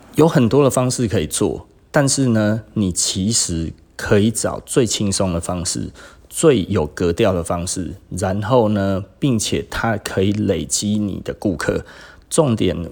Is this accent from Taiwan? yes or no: yes; Taiwan; 我们台湾人